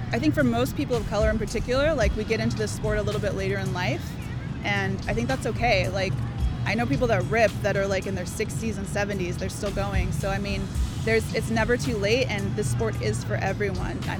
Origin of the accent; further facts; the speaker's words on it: Waikiki, Hawaii, United States; I'm from Waikiki, Hawaii.